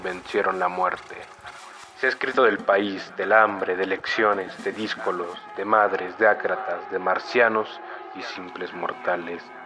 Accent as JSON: {"language": "Spanish", "region": "Mexico City", "country": "Mexico", "said": "soy originario de la Ciudad de México, donde actualmente vivo"}